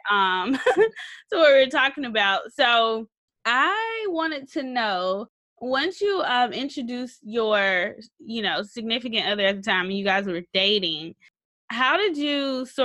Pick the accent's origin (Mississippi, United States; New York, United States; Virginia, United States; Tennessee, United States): Mississippi, United States; moved away; I grew up in Mississippi